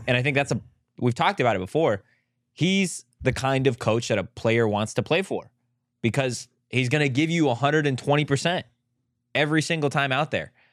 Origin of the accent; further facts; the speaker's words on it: San Diego, California, United States; I'm from San Diego